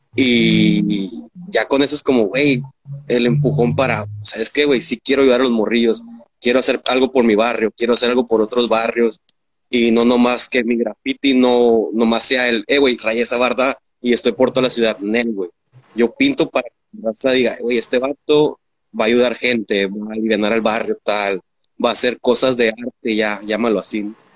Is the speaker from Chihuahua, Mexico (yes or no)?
no; Mexicali, Baja California, Mexico; Aquí, nacido en Chicali de Chicali para el mundo.